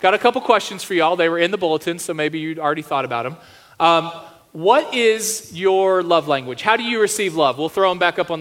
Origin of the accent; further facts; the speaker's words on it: Texas, United States; now in South Dakota, United States; I'm from Texas